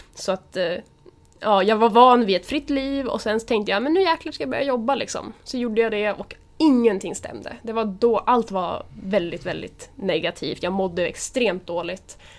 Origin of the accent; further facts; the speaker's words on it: Nyköping, Södermanland, Sweden; also born or lived in Gnesta; Min första del av ungdomen så bodde jag utanför Gnesta. Och sen flyttade vi till utanför Nyköping. Och där bor mina föräldrar fortfarande idag. Så att, ny, jag skulle säga Nyköping